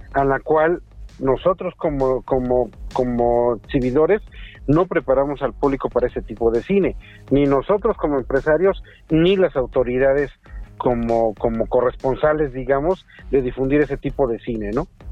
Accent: Tehuacán, Puebla, Mexico; moved away as an adult; also born or lived in Mexico City; yo soy oriundo de Tehuacán, Puebla

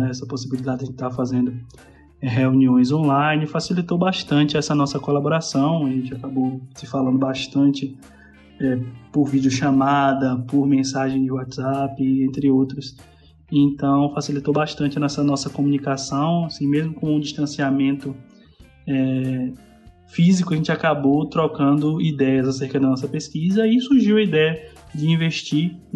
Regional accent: Candeal, Bahia, Brazil; eu sou baiano da cidade de Candeal, que fica no interior da Bahia, aproximadamente uns 200 quilômetros da capital Salvador.

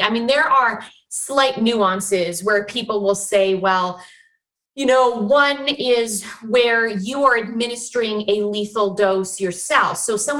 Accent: Chilliwack, British Columbia, Canada; also born or lived in Vancouver / Alberta / Ontario; now in Florida, United States; So I'm actually one of the Vancouverites born in Vancouver at St. Paul's Hospital in 1980. And then I was raised in the Fraser Valley, actually out in Chilliwack.

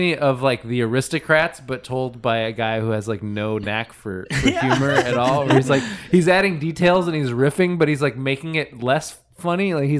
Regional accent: Minnesota, United States; I grew up in Minnesota.

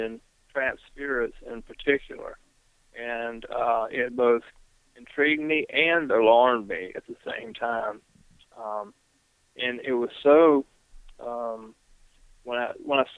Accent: Greensboro, North Carolina, United States; here in my hometown of Greensboro, North Carolina

